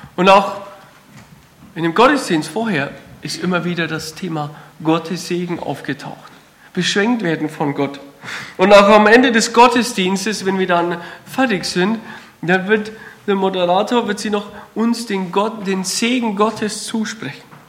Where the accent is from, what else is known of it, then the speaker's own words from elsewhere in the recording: Kreilsheim, Bavaria, Germany; accent: Franconian; moved away as an adult; now in Württemberg, Germany; Man hört es vielleicht am Dialekt, ich komme aus dem Fränkischen, so ein kleines Dorf äh, in der Nähe von Feuchtwangen, Kreilsheim